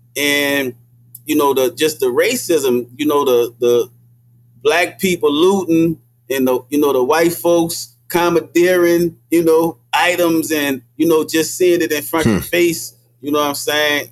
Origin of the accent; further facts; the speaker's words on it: New Orleans, Louisiana, United States; when I grew up in the Desire Project